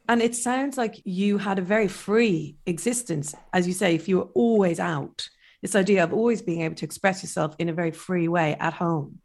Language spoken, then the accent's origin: English; Ireland; being Irish